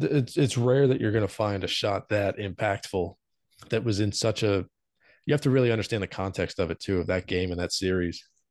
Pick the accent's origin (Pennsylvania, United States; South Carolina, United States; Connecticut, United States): Pennsylvania, United States; Philadelphia; we're from Philly